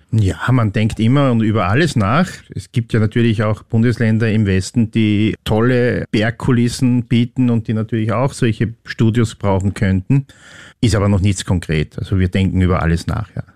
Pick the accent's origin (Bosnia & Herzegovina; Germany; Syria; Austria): Austria; Upper Austria; ich bin in Oberösterreich aufgewachsen